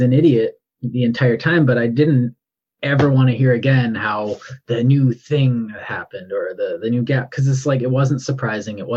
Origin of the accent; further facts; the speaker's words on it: Canada; I'm Canadian